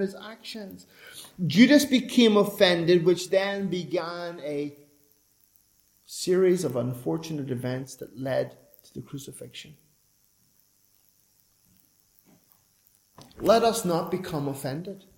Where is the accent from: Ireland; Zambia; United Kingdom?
Ireland; I'm an Irishman